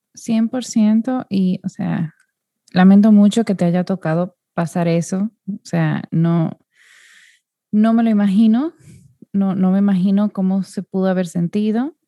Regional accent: Dominican Republic; yo soy de República Dominicana, que es un país muy pequeño

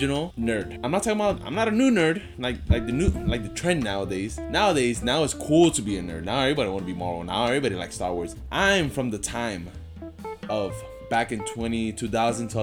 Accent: Florida, United States; moved away; I'm from Florida

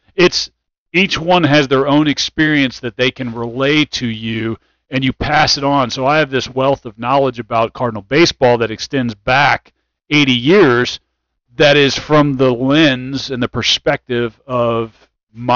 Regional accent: right outside St. Louis, Missouri, United States; I was born and raised here right outside St. Louis.

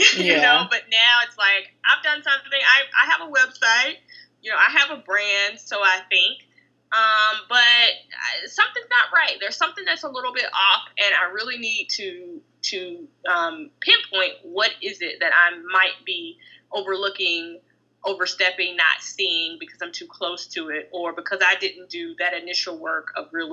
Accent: the South, United States; I'm from the South, and so, you know, we have land in both Tennessee, Alabama, and Georgia

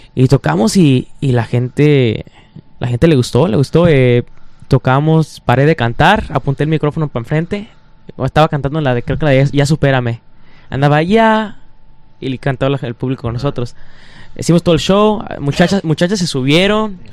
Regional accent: Detroit, Michigan, United States; somos de Detroit

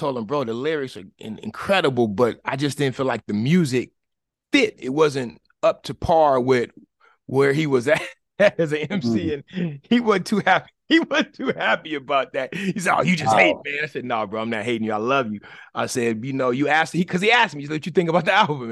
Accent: Oakland, California, United States; I grew up in East Oakland and in the straight up hood

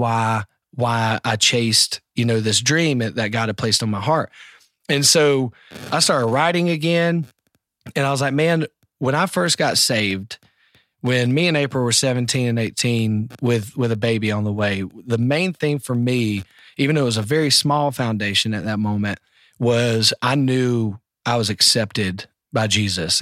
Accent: South Carolina, United States; I'm from South Carolina

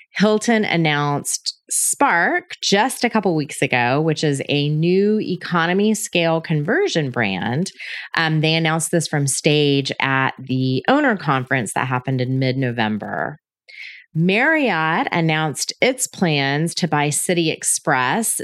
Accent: United States; also born or lived in Atlanta; as an American living in Atlanta

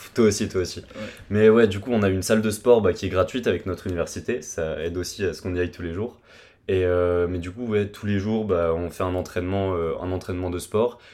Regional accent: France; accent: French; moved away as an adult; now in Canada; qu'on est Français, bah, ils veulent nous inviter à des soirées, nous inviter à des trucs. Et même dès, que les gens entendent notre accent français

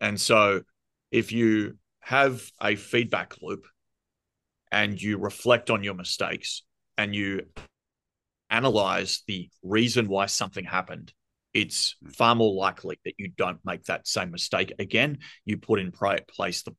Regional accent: Australia; accent: thick Australian; you can hear my thick Australian accent.

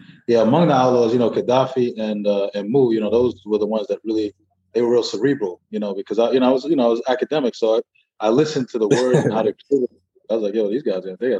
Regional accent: New York, United States; because I'm from New York

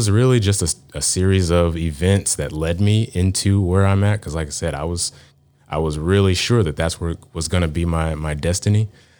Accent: Garland, Texas, United States; Dallas is kind of where I call home. I grew up in the suburbs east of Dallas.

